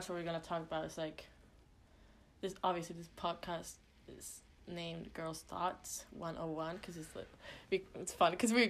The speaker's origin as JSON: {"language": "English", "country": "Sweden", "moved": "as an adult", "lives_now": "Maine, United States", "said": "I'm originally from Sweden and I moved to the States to go to attend college here in UMA."}